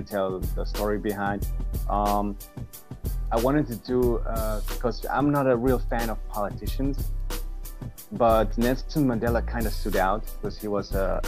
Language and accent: English; Vienna, Austria; I'm from Austria, Vienna in Europe.